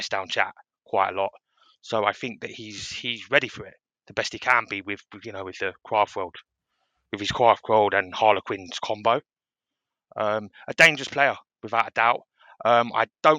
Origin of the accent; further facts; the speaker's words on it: London, United Kingdom; I'm from London and it's the capital city of the world